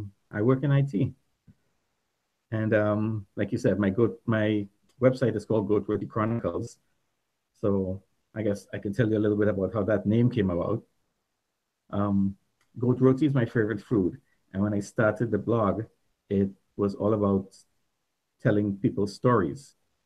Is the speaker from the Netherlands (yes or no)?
no; Trinidad & Tobago; moved away as an adult; also born or lived in Dallas, United States / Fort Lauderdale, United States; now in Mississauga, Canada; originally I'm from Trinidad. I migrated to Canada about 22 years ago.